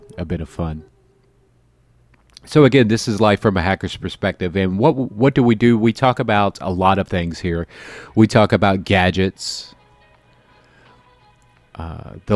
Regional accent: Florida, United States; moved away as an adult; now in Chicago, United States; I'm from Florida

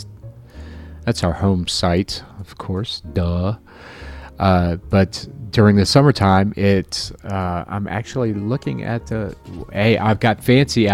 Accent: Florida, United States; now in Chicago, United States; I'm from Florida

